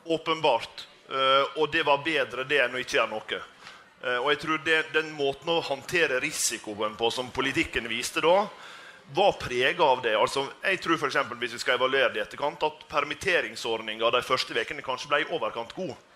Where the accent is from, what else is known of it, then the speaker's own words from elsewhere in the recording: Sunnmøre, Møre og Romsdal, Norway; Jeg kommer jo fra, fra Sunnmøre